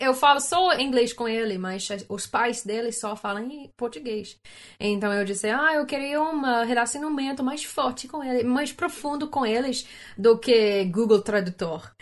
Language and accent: Portuguese; Canada; Portuguese is a second language; eu sou do Canadá